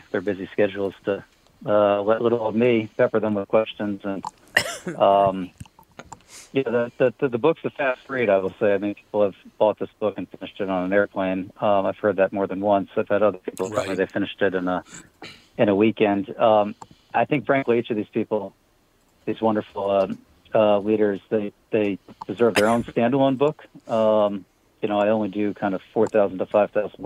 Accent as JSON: {"language": "English", "region": "Pennsylvania", "country": "United States", "moved": "yes", "said": "I'm originally from Pennsylvania"}